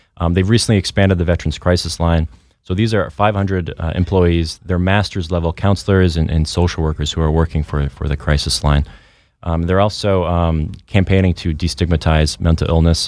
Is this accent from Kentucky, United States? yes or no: no; Vermont, United States; born and raised in Vermont.